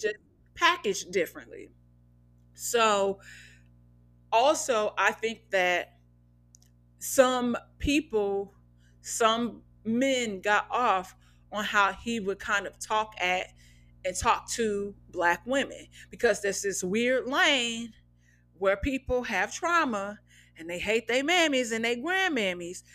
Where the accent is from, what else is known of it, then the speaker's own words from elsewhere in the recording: Midwest, United States; now in Los Angeles, United States; I'm from the Midwest, so it's not always just this flat, dry, monotone thing